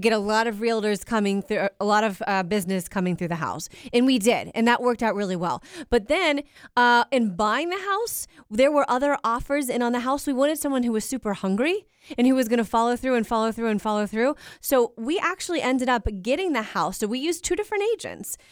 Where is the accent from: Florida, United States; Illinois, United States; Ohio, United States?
Ohio, United States; Cincinnati; I'm from Cincinnati